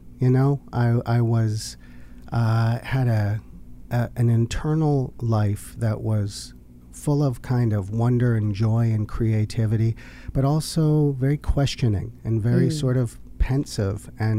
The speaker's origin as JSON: {"language": "English", "country": "Canada", "also_born_or_lived": "Los Angeles, United States", "said": "Dual citizen. I identify as Canadian."}